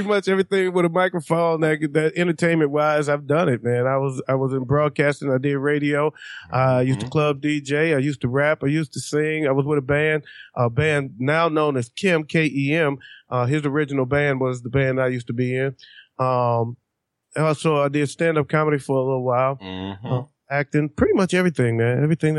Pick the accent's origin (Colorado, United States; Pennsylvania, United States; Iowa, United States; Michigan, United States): Michigan, United States; Detroit; Well, anyway, you know, I hail from